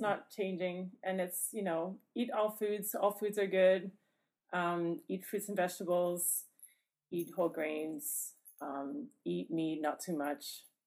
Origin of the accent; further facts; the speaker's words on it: Canadian Prairies, Canada; also born or lived in Ghana / Atlanta, Georgia; now in Indiana, United States; the plains is where I'm from in Canada, so it's you know all the farmland